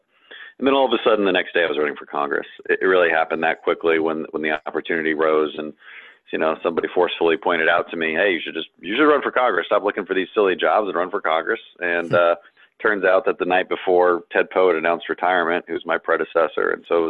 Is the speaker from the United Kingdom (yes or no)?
no; Colombia; Growing up in Colombia, there was worry of being kidnapped and shot and, real worries, not microaggression worries.